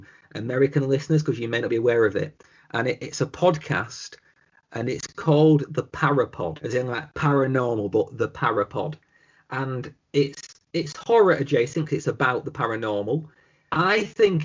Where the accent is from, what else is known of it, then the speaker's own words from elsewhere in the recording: the north of England, United Kingdom; the way we in the north are